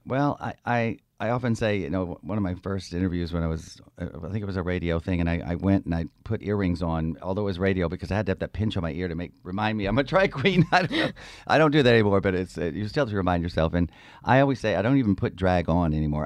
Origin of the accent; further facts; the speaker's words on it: the South, United States; moved away as an adult; also born or lived in Georgia / South Carolina; now in San Francisco, United States; I was born in the South, uh, Georgia, South Carolina, and my parents were very Southern. We never moved above the Mason Dixon line